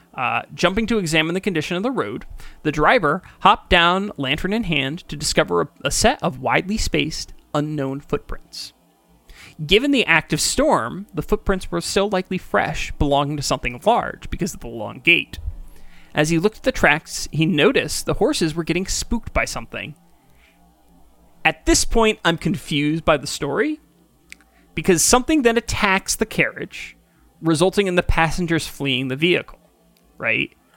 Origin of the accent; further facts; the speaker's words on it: Kingston, New York, United States; I grew up in Kingston initially